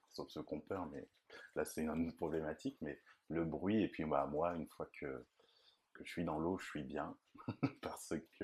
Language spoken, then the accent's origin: French; Nantes, Pays de la Loire, France; je suis de Nantes et j'ai toujours vécu là